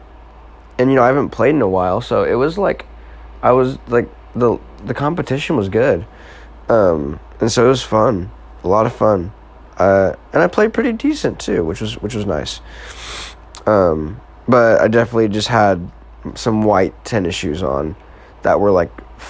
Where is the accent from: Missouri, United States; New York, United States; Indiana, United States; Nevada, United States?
Missouri, United States; Marshfield; I'm just from Marshfield, Missouri. Like, this little town smack dab in the middle of the country